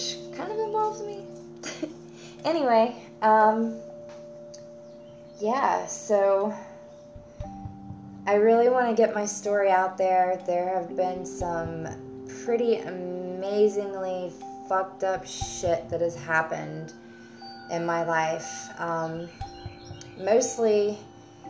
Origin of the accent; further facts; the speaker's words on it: United States; I am from the United States